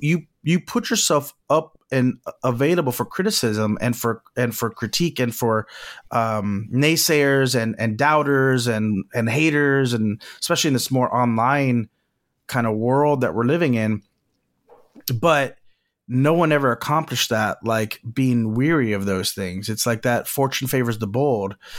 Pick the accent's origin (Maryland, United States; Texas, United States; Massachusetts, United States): Texas, United States; Corpus Christi; moved away as an adult; now in Los Angeles, United States; Corpus Christi, where I was born